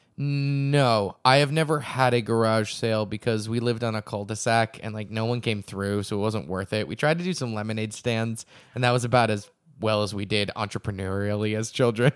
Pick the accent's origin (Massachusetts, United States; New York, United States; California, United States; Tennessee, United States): Massachusetts, United States; Acton; my hometown, Acton, Massachusetts